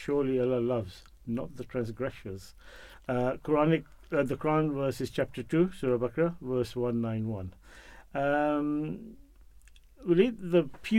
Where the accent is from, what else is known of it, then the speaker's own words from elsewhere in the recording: Pakistan; now in England; being a Muslim, being a Pakistani, being a migrant